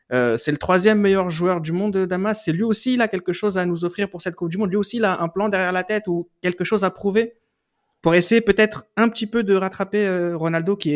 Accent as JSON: {"language": "French", "country": "France", "said": "ça nous intéresse, nous, en tant que Français"}